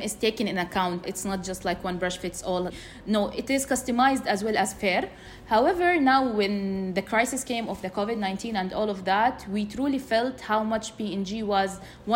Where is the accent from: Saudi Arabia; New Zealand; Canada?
Saudi Arabia; Jeddah, Makkah Province; I was born and raised in Jeddah.